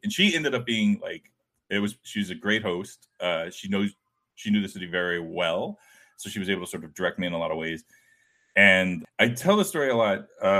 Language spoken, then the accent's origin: English; St. Petersburg, Florida, United States; moved away; So I grew up in Florida in a kind of sleepy beach town